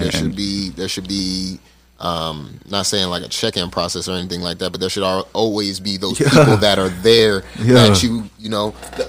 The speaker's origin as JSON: {"language": "English", "town": "Las Vegas", "region": "Nevada", "country": "United States", "moved": "yes", "said": "I was in the military for 6 years. And when I got out, I'm originally from Vegas."}